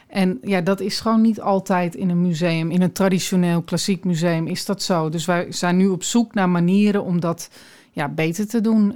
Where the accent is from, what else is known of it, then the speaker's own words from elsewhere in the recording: Aalsmeer, North Holland, Netherlands; also born or lived in Sri Lanka; now in Alkmaar, Netherlands; ik ben in Aalsmeer opgegroeid